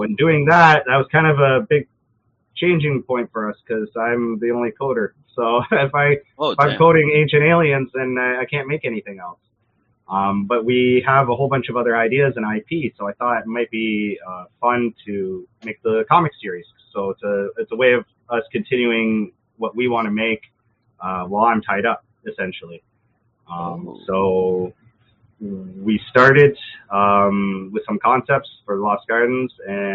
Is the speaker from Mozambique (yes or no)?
no; Brampton, Ontario, Canada; I'm from Brampton, Ontario. Originally, I lived there most of my life